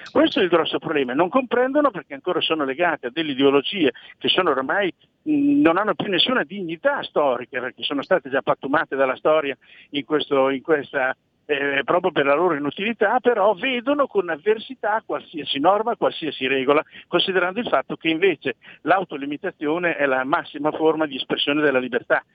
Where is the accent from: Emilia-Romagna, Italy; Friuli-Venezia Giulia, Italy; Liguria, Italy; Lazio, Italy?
Emilia-Romagna, Italy; Imola; also born or lived in Bologna / Ferrara; sono di Imola, quindi abito lì vicino